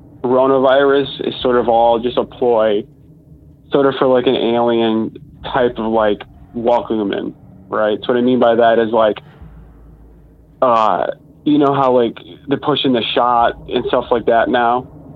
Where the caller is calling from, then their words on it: Buffalo, New York, United States; I'm calling from Buffalo, New York.